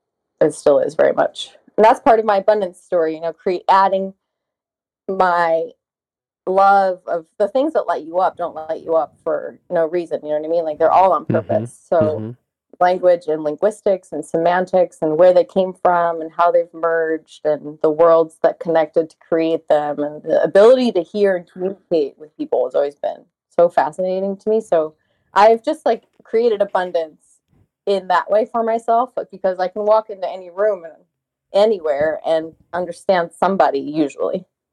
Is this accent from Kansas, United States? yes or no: no; Charlotte, North Carolina, United States; born there; also born or lived in Germany; I was born in Charlotte, North Carolina.